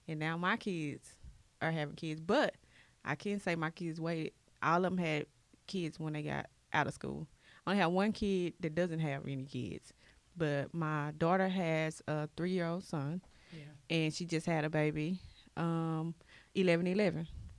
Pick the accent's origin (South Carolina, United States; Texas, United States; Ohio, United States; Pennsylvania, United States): Texas, United States; Dallas; moved away as an adult; now in Carrollton, United States; I've been in Carrollton, so... But I'm from Dallas. I'm from Oak Cliff. Don't get it twisted, boo. Okay. But I moved to Carrollton for the school district.